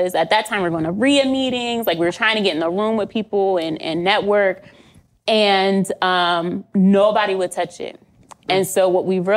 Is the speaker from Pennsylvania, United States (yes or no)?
yes; Pennsylvania, United States; now in Connecticut, United States; I'm from Pennsylvania